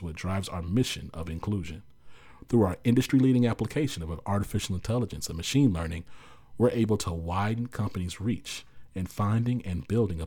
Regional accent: Dallas, Texas, United States; I'm from Dallas

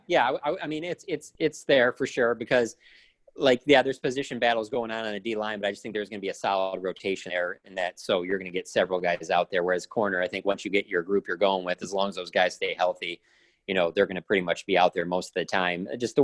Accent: Detroit, Michigan, United States; moved away as an adult; now in Dallas, United States; growing up in Detroit, being a huge Pistons basketball fan, and I moved here at the end of 2010

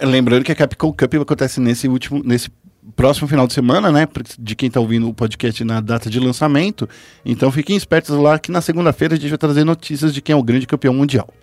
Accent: São Paulo, Brazil; no Capão Redondo, onde eu nasci

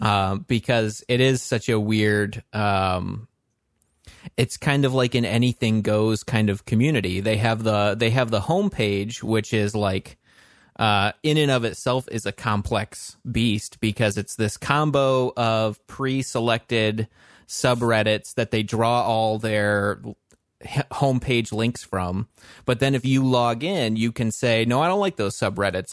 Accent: Western Michigan, United States; we are both from, uh, Michigan, Western Michigan area

